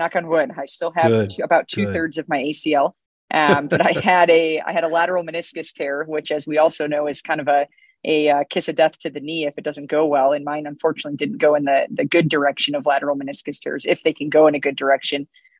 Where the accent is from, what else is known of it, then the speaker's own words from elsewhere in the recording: Illinois, United States; moved away as an adult; now in Colorado, United States; Born and bred in Illinois and was there for 32 years before coming out to Colorado.